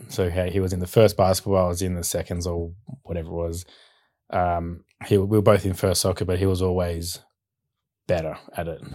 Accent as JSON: {"language": "English", "area": "Bowral, Southern Highlands", "region": "New South Wales", "country": "Australia", "tie": "born or raised there", "also_born_or_lived": "Sydney, Australia", "said": "we moved to Barrow, Southern Highlands when I was two years old. So, grew up around there on six acres"}